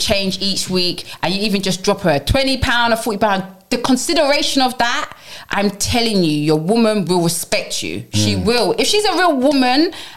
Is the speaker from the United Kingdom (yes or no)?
yes; London, United Kingdom; I come from Brixton Hill, Tars Hill